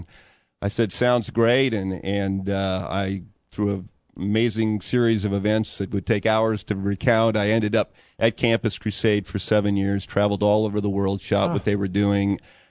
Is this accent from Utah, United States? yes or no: no; Chula Vista, California, United States; Chula Vista, south of San Diego